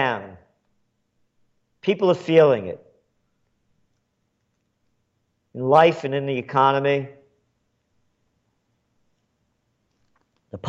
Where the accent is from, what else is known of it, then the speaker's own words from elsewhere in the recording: New York City, New York, United States; I was born in the Bronx